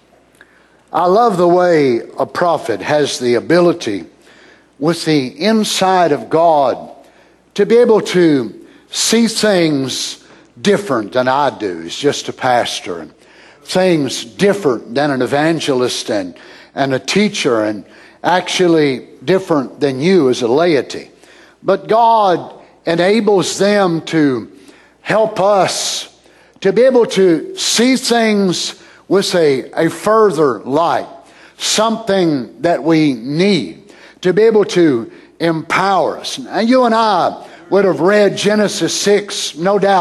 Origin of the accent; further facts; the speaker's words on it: United States; I'm American, but I'm not American by this spirit